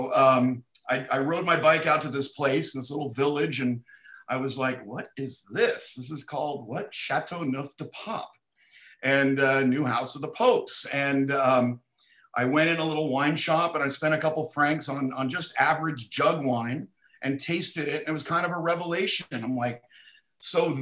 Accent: Bay Area, California, United States; also born or lived in San Jose / Eugene, Oregon; I grew up in the Bay Area. I was born in San Jose. So I lived along the peninsula all my life too

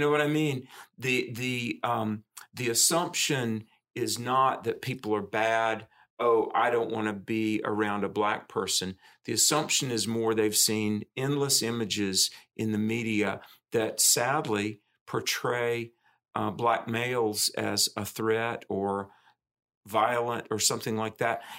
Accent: the South, United States; I'm a Southerner, grew up in the South

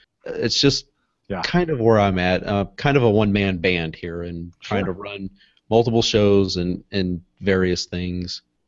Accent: St. Louis, Missouri, United States; I'm from St. Louis, Missouri, so right here in the center of the United States.

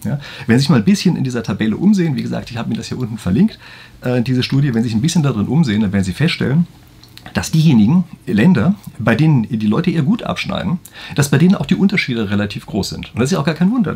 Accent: Germany; bei uns in Deutschland

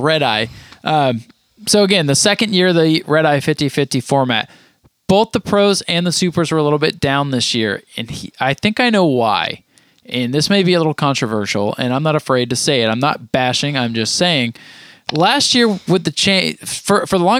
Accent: Vermont, United States; moved away; those who know me know I grew up in Vermont

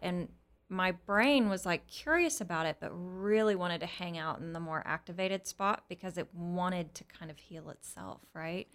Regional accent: Texas, United States; I was born here in Texas

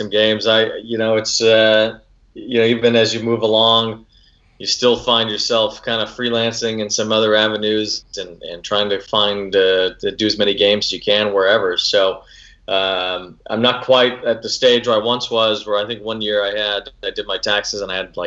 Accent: Chicago, Illinois, United States; moved away; growing up in Chicago and had access to two baseball teams

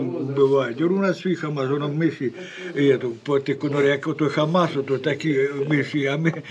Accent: Bakhmut, Donetsk Oblast, Ukraine; Ні, я з Бахмута

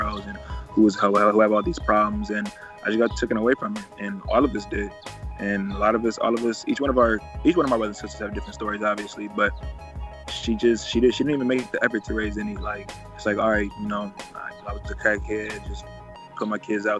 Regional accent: Cleveland, Ohio, United States; I'm from Cleveland, Ohio. I come from one of the most dangerous places to live in the United States.

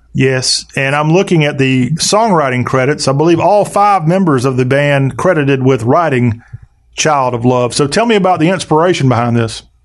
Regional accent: Columbia, South Carolina, United States; I grew up, uh, sadly, I'm not from the Charleston area. I'm from the Columbia area.

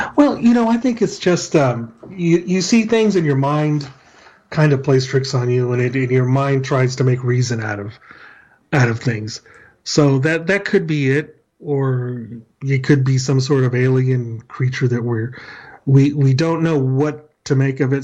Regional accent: El Paso, Texas, United States; I'm from El Paso, Texas

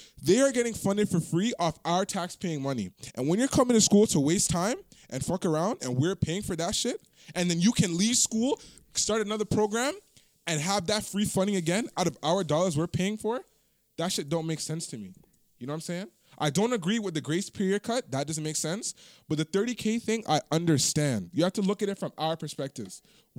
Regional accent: Toronto, Ontario, Canada; You said we try to make it out the hood and I am from Toronto, bro.

